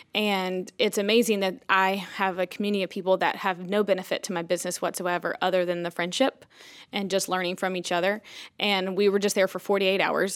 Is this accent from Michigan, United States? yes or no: no; Boone, North Carolina, United States; moved away as an adult; also born or lived in New Orleans, Louisiana; now in Elizabeth City, United States; we're originally from Boone, North Carolina.